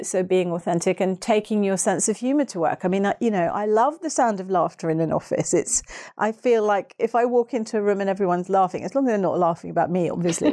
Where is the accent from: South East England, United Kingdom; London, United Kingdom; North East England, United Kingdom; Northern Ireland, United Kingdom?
South East England, United Kingdom; Hastings; my hometown of Hastings